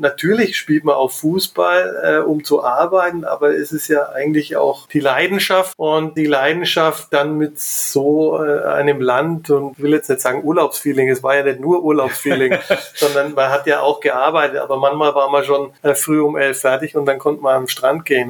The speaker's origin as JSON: {"language": "German", "town": "Nuremberg", "region": "Bavaria", "country": "Germany", "tie": "born or raised there", "said": "groß geworden bin ich hier in Nürnberg, bin hier geboren, draußen in der Nähe vom ruhmreichen Club aufgewachsen"}